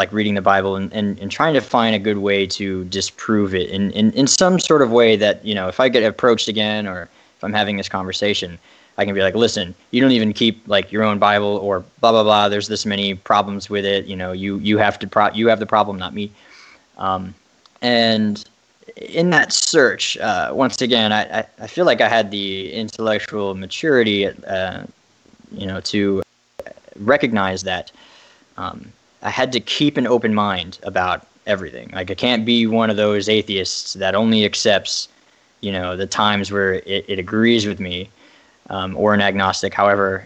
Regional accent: Derry, Northern Ireland, United Kingdom; moved away; I was, of course, growing up in an Irish family. I spent some time living in Derry, Ireland, which is way up north.

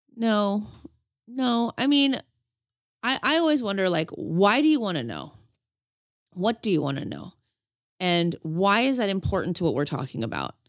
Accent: Los Angeles, California, United States; I'm a woman and I'm from Los Angeles

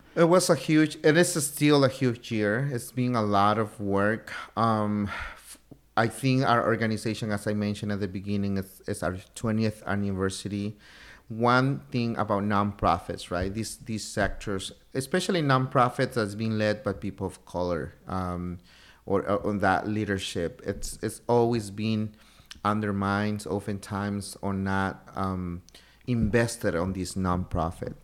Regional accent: Oaxaca, Mexico; moved away as an adult; also born or lived in Oxnard, Ventura County, California; I didn't know I was different just to be from the state of Oaxaca

